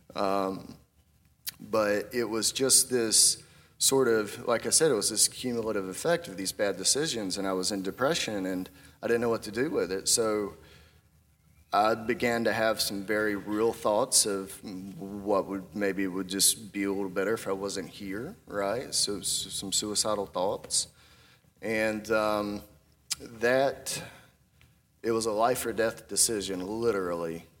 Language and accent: English; Bear Creek, North Carolina, United States; I grew up in Bear Creek. Anyone know where Bear Creek's at? That's a part of Chatham County